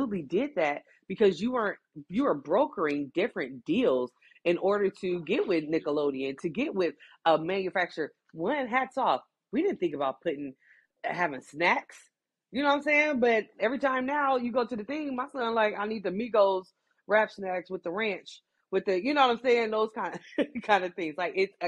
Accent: Midwest, United States; here in the Midwest

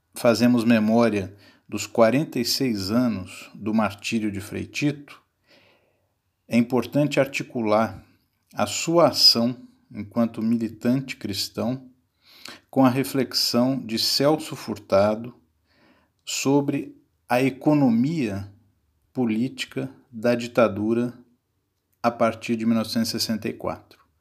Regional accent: São Paulo, Brazil; nasci em São Paulo no ano de 1977

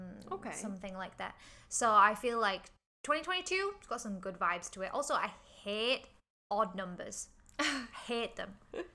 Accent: England, United Kingdom; moved away as an adult; now in Hong Kong; I'm from England.

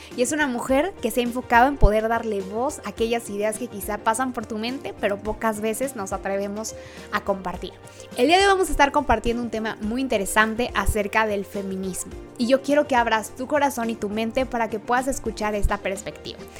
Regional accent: Mexico; como latinas y mexicanas

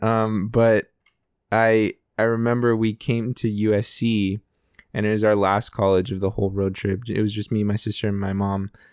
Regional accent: Denver, Colorado, United States; I loved growing up in Denver.

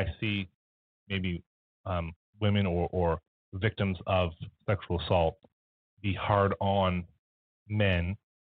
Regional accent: Canada; also born or lived in Halifax; beyond us being Canadian, being in Halifax

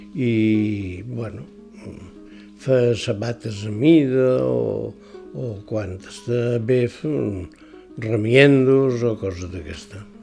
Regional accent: Es Migjorn Gran, Balearic Islands, Spain; Jo vaig néixer a Mitjorn

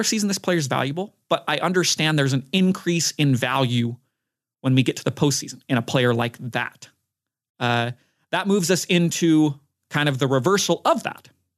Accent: Utah, United States; my hometown basketball team, Utah Jazz.

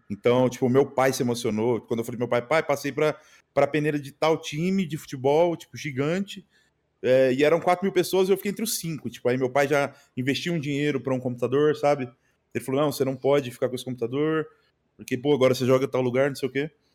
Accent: Uberlândia, Minas Gerais, Brazil; moved away; also born or lived in Pará; Quando eu voltei para Uberlândia de novo, que é a minha cidade natal

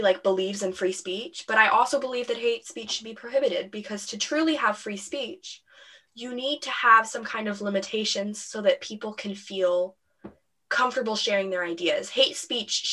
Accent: United States; we are from America

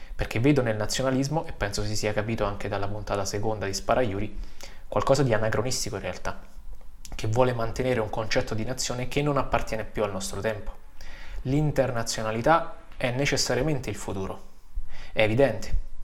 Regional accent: Vicovaro, Lazio, Italy; also born or lived in Lombardy; now in Fossalta di Piave, Italy; Vengo dalle colline del Lazio, da Vicovaro, vicino Roma

